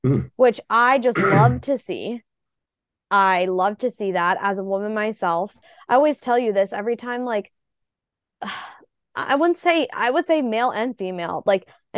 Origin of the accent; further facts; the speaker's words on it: United States; an American F1 fan